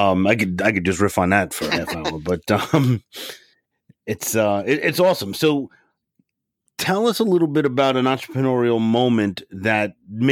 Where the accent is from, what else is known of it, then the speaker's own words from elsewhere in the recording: New York City, New York, United States; moved away; also born or lived in Long Island; I was born and raised in Brooklyn and didn't move to Long Island until I had kids. And so I was a true Brooklynite through and through